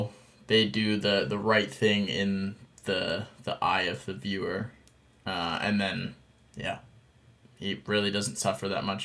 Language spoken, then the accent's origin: English; Canada; I'm Canadian